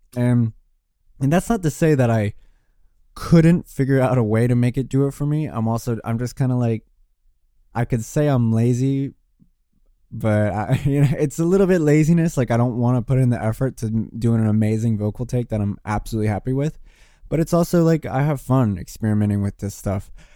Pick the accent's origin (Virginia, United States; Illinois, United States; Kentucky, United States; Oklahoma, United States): Virginia, United States; Richmond; now in Brooklyn, United States; I'm from Richmond, Virginia. I'm not from Brooklyn. I mean, I live here now